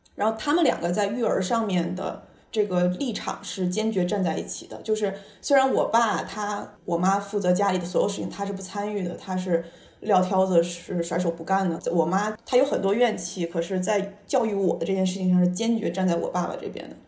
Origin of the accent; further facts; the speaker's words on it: Tianjin, China; now in New York, United States; 我现在是纽约的一名建筑师，我是北方人，然后我小时候，我就是生在天津，长在天津，然后我爸妈，呃，两个人都是大学教授